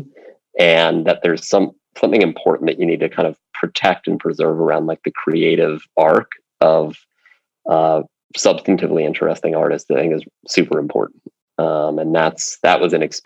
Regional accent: Princeton, New Jersey, United States; moved away as an adult; also born or lived in Virginia / United Kingdom; I grew up in Princeton

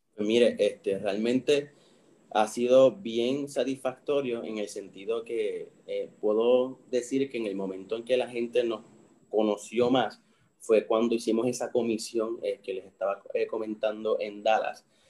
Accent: Puerto Rico; somos puertorriqueños, somos latinos, somos caribeños

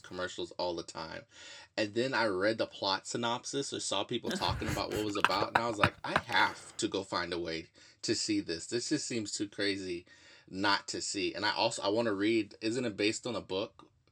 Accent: Houston, Texas, United States; I'm from Houston, Texas

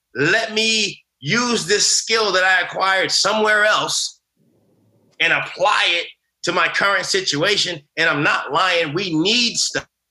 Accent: United States; I grew up in America afraid of being who I was

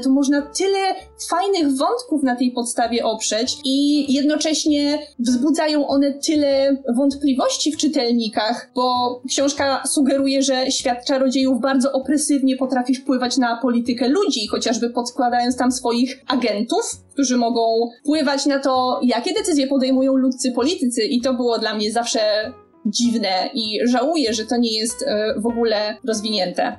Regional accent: Bielsko-Biała, Silesian Voivodeship, Poland; now in Warsaw, Poland; u mnie w Bielsku premiery Harry'ego Pottera o północy to był szał

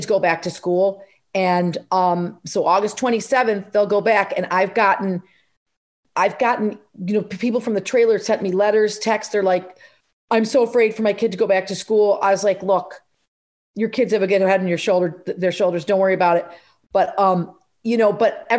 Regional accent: upstate New York, United States; now in Rumson, United States; I just happen to be there from there, and I am Irish Catholic

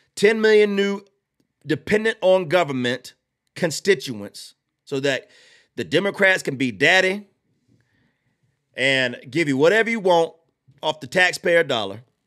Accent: Georgia, United States; I'm from Georgia.

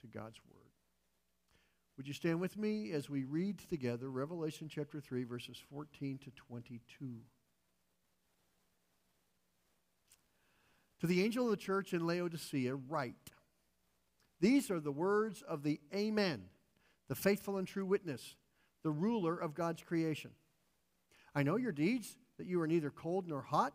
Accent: United States; functioning as an American

